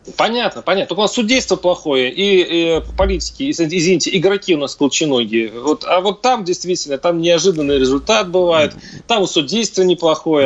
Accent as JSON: {"language": "Russian", "region": "Mordovia", "country": "Russia", "said": "Я сам из Мордовии"}